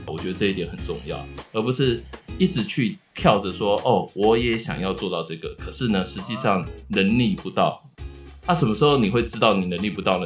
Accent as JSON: {"language": "Chinese", "region": "Tainan", "country": "Taiwan", "moved": "yes", "lives_now": "Taipei, Taiwan", "said": "我也是台南人"}